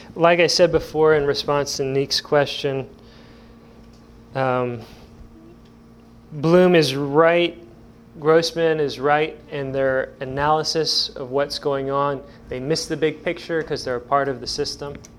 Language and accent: English; Evansville, Indiana, United States; now in Indiana, United States; I'm from Evansville